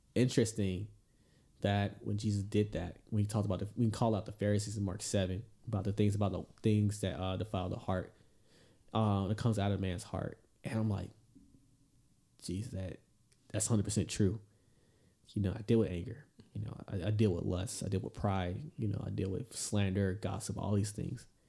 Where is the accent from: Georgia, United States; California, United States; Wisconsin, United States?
Georgia, United States; moved away; going back to my home state Georgia